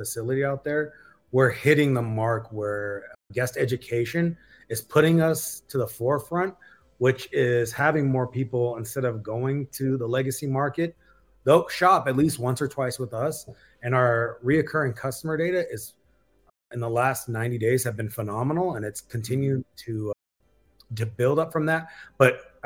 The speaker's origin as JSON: {"language": "English", "town": "Baldwin Park", "region": "California", "country": "United States", "moved": "yes", "said": "I'm originally from East LA, West Covina, California, Baldwin Park to be exact"}